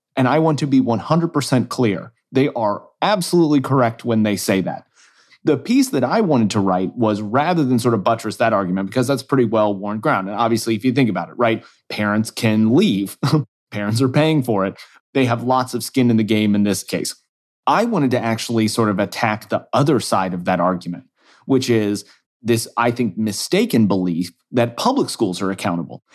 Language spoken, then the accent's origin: English; Kansas City, Missouri, United States; moved away; my home state School Boards Association, the state of Missouri, where I'm, I'm, originally from Kansas City